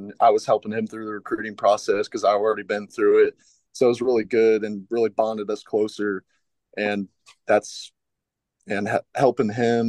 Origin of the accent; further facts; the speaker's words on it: Louisville, Kentucky, United States; being from Louisville, Kentucky, just about 30 minutes away, it was always like a home for me.